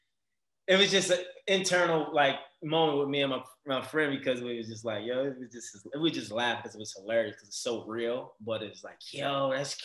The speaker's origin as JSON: {"language": "English", "town": "Baltimore", "region": "Maryland", "country": "United States", "tie": "born or raised there", "also_born_or_lived": "Virginia", "moved": "as an adult", "lives_now": "Los Angeles, United States", "said": "I'm from Baltimore, Maryland, born and raised"}